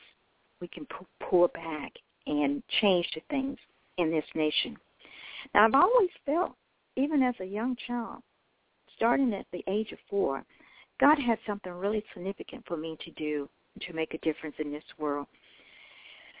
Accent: Memphis, Tennessee, United States; I was born in Memphis, Tennessee, as I said. It's always been my home

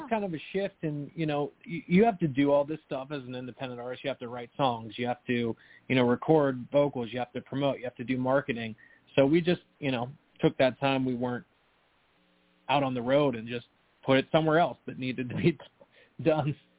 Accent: Pittsburgh, Pennsylvania, United States; moved away as an adult; now in New Jersey, United States; I grew up there, was born and raised there

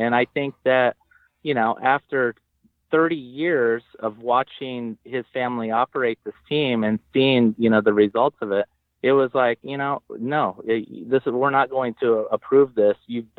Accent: El Cajon, California, United States; where I grew up in El Cajon or in East County, San Diego

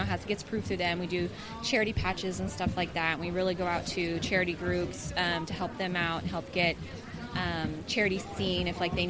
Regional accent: Modesto, California, United States; moved away as an adult; now in San Diego, United States; I'm actually from Modesto.

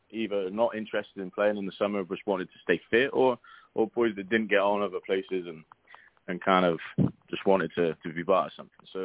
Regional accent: England, United Kingdom; now in Oklahoma City, United States; Uh, I've uh, been in uh, Oklahoma City since 2010. I'm originally from England. Um, so we got here 2010.

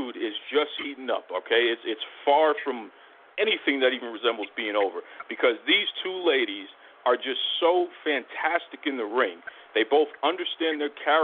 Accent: Boston, Massachusetts, United States; he's a local guy just like me. I'm from Boston.

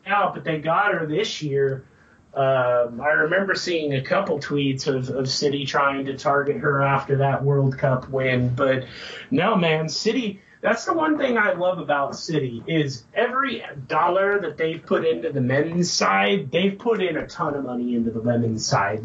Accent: United States; as an American

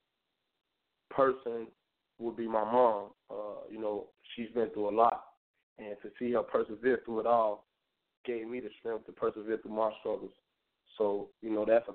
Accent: Chicago, Illinois, United States; I'm from Chicago, Westside, 290

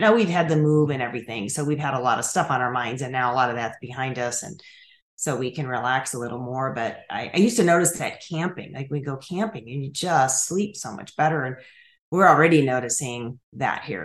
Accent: Chicago area, Illinois, United States; also born or lived in Colorado; now in Tennessee, United States; I grew up in Illinois, in the Chicago area

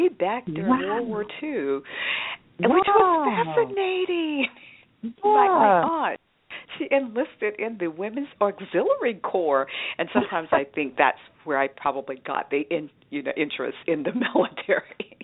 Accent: Roseboro, North Carolina, United States; I grew up in Roseboro, North Carolina, which is about 27 miles southeast of Fayetteville

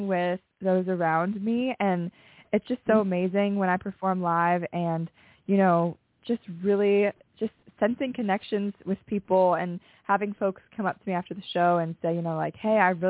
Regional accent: Cincinnati, Ohio, United States; born or raised there; now in Nashville, United States

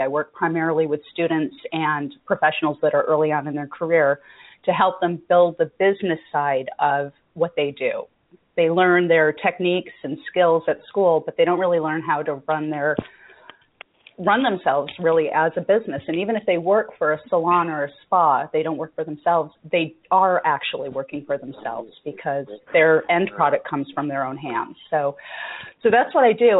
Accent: United States; being American, born and raised

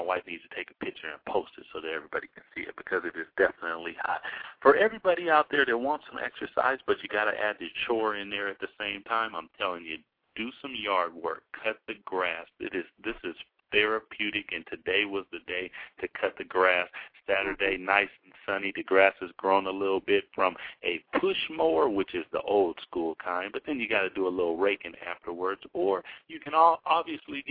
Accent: Washington, United States; we're from Washington

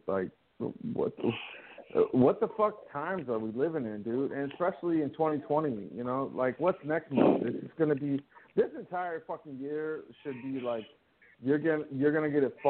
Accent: Virginia, United States; My whole thing is that I grew up in Virginia. That was like my stomping grounds.

